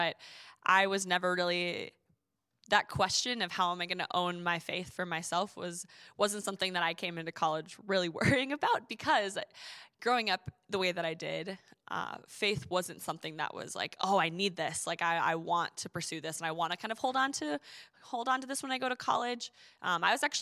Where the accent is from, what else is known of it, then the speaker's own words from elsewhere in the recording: Duluth, Minnesota, United States; I grew up in Duluth, Minnesota